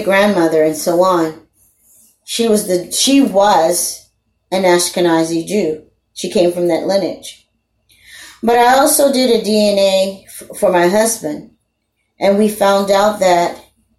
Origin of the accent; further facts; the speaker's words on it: Louisiana, United States; I'm a Creole. I'm from Louisiana